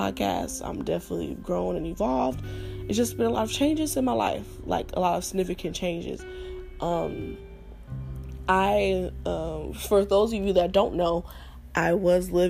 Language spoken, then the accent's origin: English; Los Angeles, California, United States; growing up in South Central